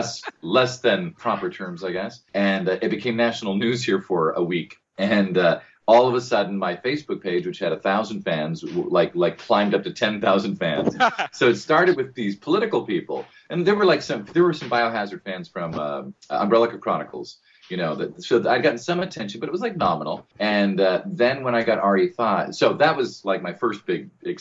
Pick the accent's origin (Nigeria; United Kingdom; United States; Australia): United States; accent: American; I'm the only one with the American accent